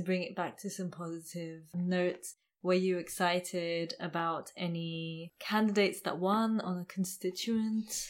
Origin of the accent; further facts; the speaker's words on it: England, United Kingdom; I come from England